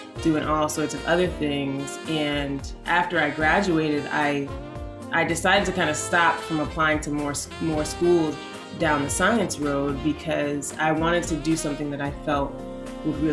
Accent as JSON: {"language": "English", "town": "Windsor", "region": "Connecticut", "country": "United States", "tie": "born or raised there", "said": "I grew up in Windsor, Connecticut"}